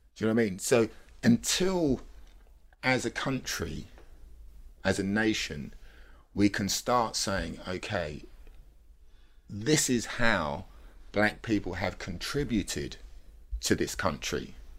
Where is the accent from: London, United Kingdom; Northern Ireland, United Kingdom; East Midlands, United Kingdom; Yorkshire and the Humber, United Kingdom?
London, United Kingdom; when people say, "Where do you come from?" and I say, I say, "London,"